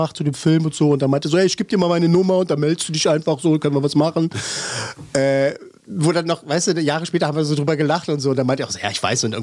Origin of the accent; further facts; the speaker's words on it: Berlin, Germany; als Berliner